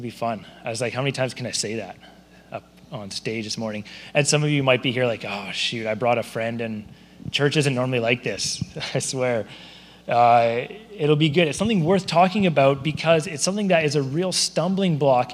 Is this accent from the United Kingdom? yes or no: no; Surrey, British Columbia, Canada; also born or lived in Abbotsford; I grew up in Surrey.